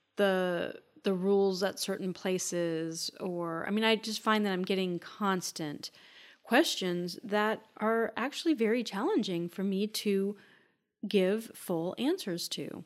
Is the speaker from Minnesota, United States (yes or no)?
yes; Minnesota, United States; I grew up in Minnesota